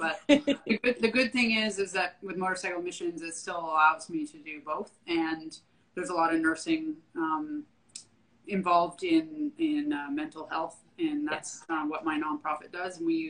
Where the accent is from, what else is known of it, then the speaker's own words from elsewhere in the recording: Canada; moved away as an adult; now in Austin, United States; So I'm a native Canadian, I guess you could say. I grew up in born and raised in Canada, moved to Texas in 2011. I've lived in Austin since then.